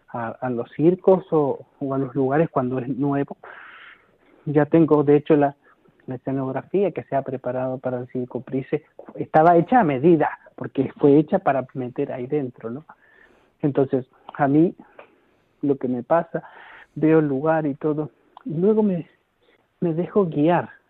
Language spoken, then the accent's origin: Spanish; Argentina; now in Galicia, Spain; yo hablo igual, pero para los argentinos no, porque me preguntan, ¿de dónde eres? ¿Qué, Porque tienes un acento raro, ni siquiera, ni siquiera soy argentino ahí.